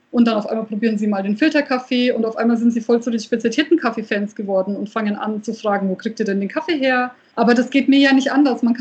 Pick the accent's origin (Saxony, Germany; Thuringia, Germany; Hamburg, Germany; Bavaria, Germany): Bavaria, Germany; Nuremberg; born there; now in Fürth, Germany; also ich bin ja wirklich äh, in Nürnberg geboren, das heißt, ich habe es bis nach Fürth geschafft.